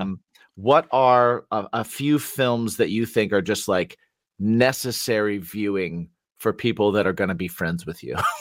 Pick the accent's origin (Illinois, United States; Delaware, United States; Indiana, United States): Indiana, United States; I grew up in Indiana